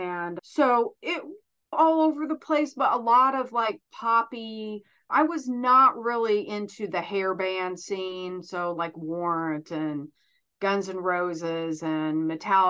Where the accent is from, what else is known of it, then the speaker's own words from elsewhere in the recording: Terre Haute, Indiana, United States; also born or lived in Chicago, United States; I grew up in Terre Haute.